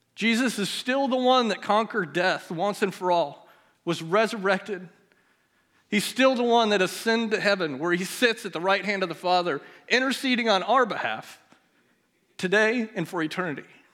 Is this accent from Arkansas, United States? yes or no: no; Melcher, Iowa, United States; We both grew up in Melcher together